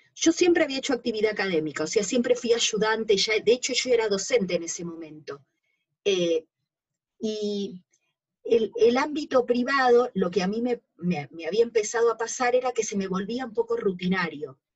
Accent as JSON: {"language": "Spanish", "region": "Buenos Aires", "country": "Argentina", "tie": "born or raised there", "said": "Yo nací acá en Capital Federal, yo actualmente vivo en Caballito y de casualidad nací en un hospital que ya no está más, cerca de acá. Yo, vivía en San Telmo de jovencita, hasta los 7 años. Y después me mudé a Caballito de chica."}